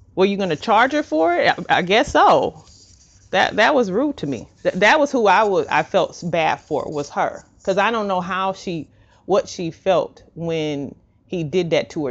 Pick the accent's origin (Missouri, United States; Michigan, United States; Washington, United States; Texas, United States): Missouri, United States; St. Louis; my hometown of Saint Louis